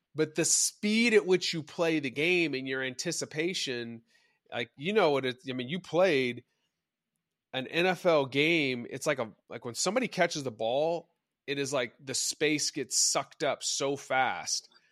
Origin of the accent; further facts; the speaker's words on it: Dallas, Texas, United States; I grew up in Dallas